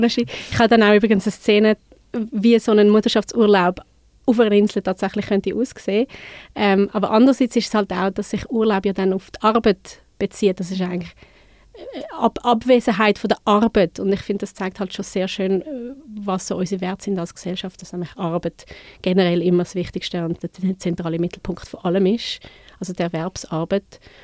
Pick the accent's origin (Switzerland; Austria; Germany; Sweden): Switzerland; Winterthur, Zurich; ich bin von Winti, ich bin zu Winterthur aufgewachsen.